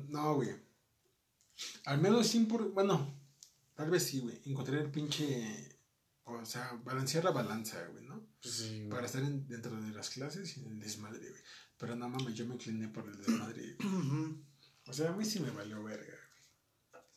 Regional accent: Mexico; Nosotros como mexicanos

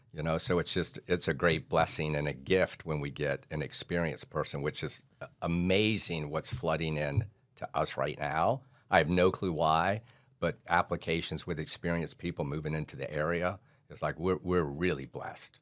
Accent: St. Petersburg, Florida, United States; I was born on Fourth Street and I've never left

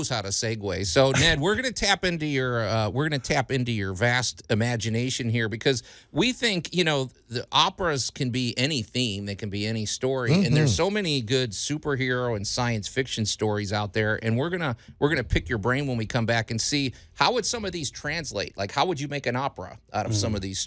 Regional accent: Chicago, Illinois, United States; now in Memphis, United States; when I grew up in Chicago

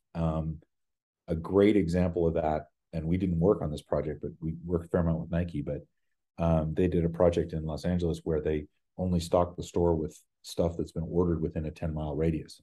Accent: Ottawa, Ontario, Canada; moved away as an adult; also born or lived in Vancouver; now in New York, United States; I'm from Ottawa originally.

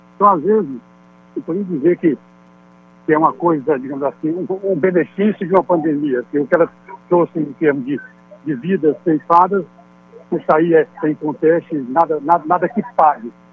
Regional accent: Piauí, Brazil; como piauiense, como, como pessoas que vivemos, trabalhamos e gostamos do nosso Piauí

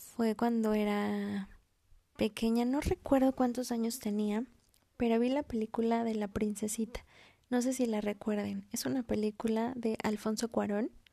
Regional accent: Mexico; also born or lived in Mexico City; soy mexicana, vivo en la Ciudad de México

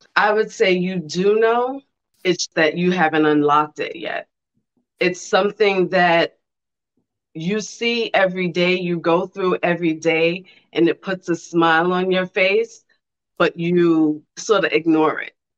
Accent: New York City, New York, United States; now in Columbus, United States; I'm from Brooklyn

